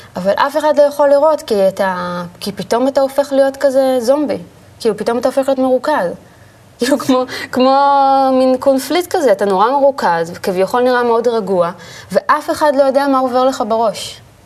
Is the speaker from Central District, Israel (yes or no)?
yes; Ra'anana, Central District, Israel; also born or lived in Tel Aviv; גדלנו ברעננה